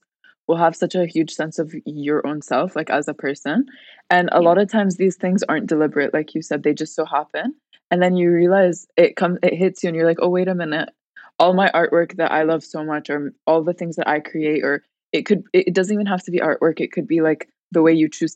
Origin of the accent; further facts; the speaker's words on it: Al Ain, Abu Dhabi, United Arab Emirates; I'm from Al Ain as well